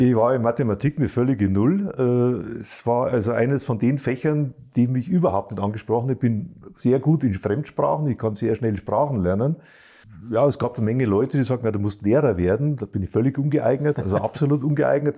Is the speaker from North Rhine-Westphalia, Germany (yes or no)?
no; Bavaria, Germany; auch ich bin ja Bayer